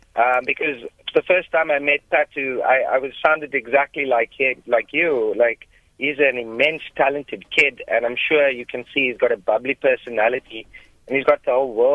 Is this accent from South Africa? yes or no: yes; South Africa; as a South African